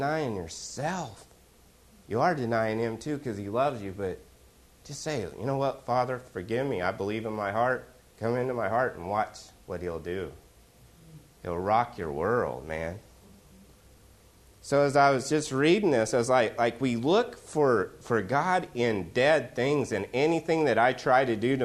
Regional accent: Oklahoma, United States; I'm from Oklahoma

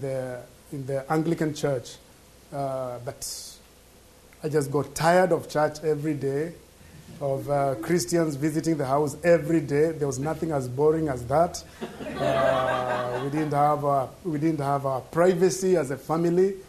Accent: Kenya; moved away; I was born in Africa, a country called Kenya that is in East Africa

